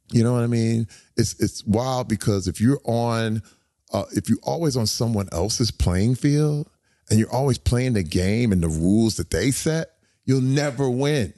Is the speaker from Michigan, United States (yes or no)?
yes; Flint, Michigan, United States; moved away; I grew up in Flint, Michigan